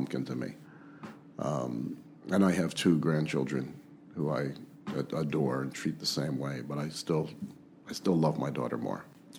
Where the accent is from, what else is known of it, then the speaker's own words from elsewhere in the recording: Philadelphia, Pennsylvania, United States; I was born in Philadelphia to a kosher catering family. My grandfather was a caterer, and my father was a caterer, and my great-uncle was a caterer.